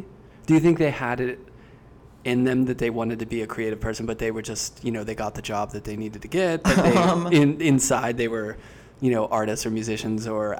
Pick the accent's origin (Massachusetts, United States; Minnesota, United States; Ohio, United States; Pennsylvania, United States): Pennsylvania, United States; Pittsburgh; now in New York, United States; I grew up in Pittsburgh.